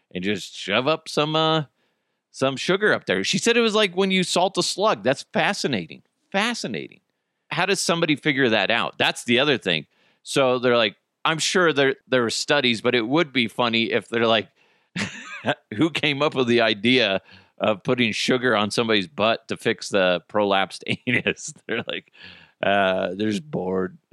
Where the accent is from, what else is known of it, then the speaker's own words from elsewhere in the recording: United States; we're Americans